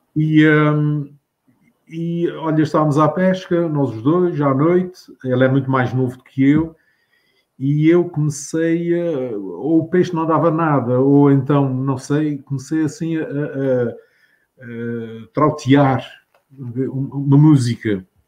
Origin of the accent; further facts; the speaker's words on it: Capelas, Azores, Portugal; now in United States; nas capelas onde eu nasci